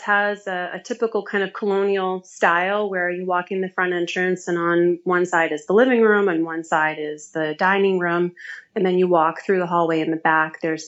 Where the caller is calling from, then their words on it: Winchester, Massachusetts, United States; I'm calling from Winchester, Massachusetts. It's a little suburb kind of northwest of Boston. And my home, I've been blessed with wonderful, wonderful parents, Greek parents